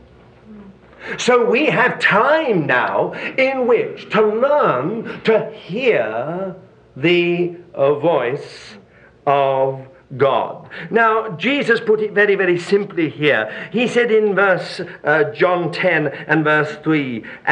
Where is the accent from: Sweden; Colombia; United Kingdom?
United Kingdom; moved away as an adult; I was brought up in Britain where there are millions of sheep. And I now live in another part of the world where there are sheep everywhere